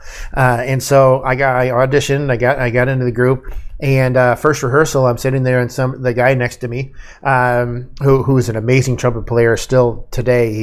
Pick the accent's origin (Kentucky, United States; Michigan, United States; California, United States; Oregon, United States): Michigan, United States; also born or lived in Ohio; I was born in Ohio, went to Michigan, and when I lived in Michigan